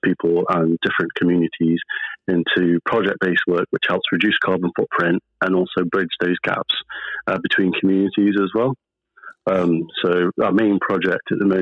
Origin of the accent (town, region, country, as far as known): Stoke-on-Trent, West Midlands, United Kingdom; born or raised there; also born or lived in Pakistan